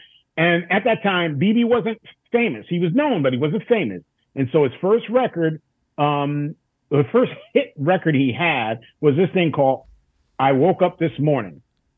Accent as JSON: {"language": "English", "region": "New York", "country": "United States", "tie": "born or raised there", "said": "I grew up in New York. I went to the High School of Music and Art."}